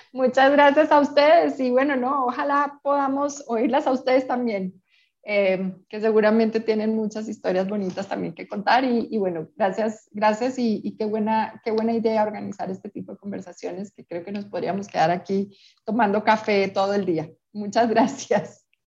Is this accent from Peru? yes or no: yes; Peru; now in Colombia; yo crecí en Perú y tengo amigas peruanas